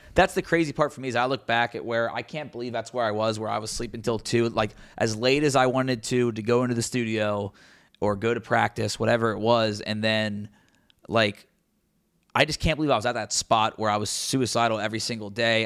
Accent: Cincinnati, Ohio, United States; covering my hometown team

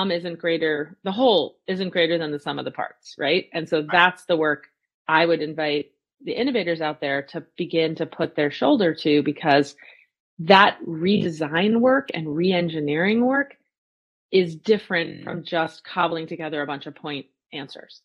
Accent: New Jersey, United States; I grew up in New Jersey.

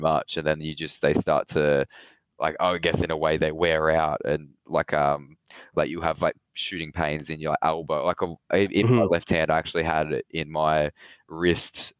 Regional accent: Melbourne, Victoria, Australia; I've always lived in Melbourne, Victoria

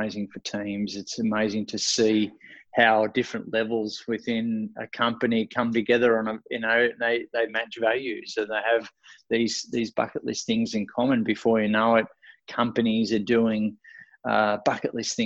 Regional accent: Australia; accent: Australian; my Australian accent

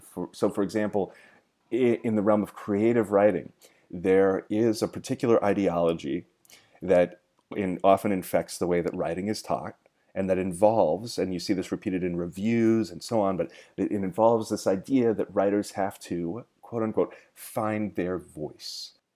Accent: Gold Hill, Oregon, United States; now in Los Angeles, United States; I love to make fun of my hometown

